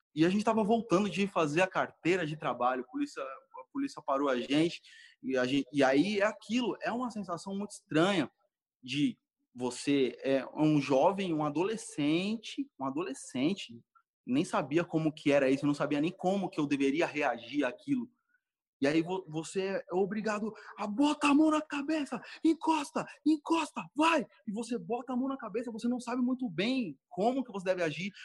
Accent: São Paulo, Brazil; eu cresci na Zona Norte de São Paulo

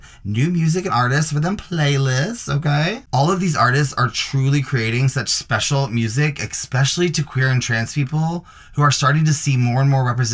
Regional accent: Nashville, Tennessee, United States; moved away; I'm from Nashville, and I actually have been down there the past, like, 3 weeks

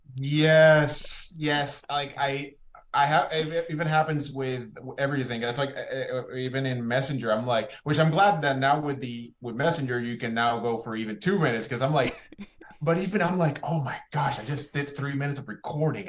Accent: Puerto Rico; I was born in Puerto Rico

